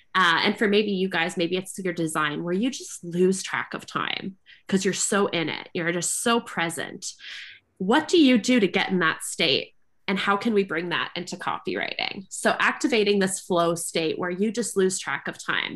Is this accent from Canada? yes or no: yes; Canada; I am a Canadian creative entrepreneur.